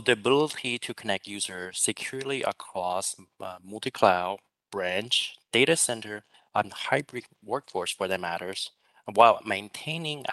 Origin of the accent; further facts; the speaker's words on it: San Francisco Bay Area, California, United States; now in Singapore; I'm originally from the San Francisco Bay Area, but I'm currently based out of Singapore.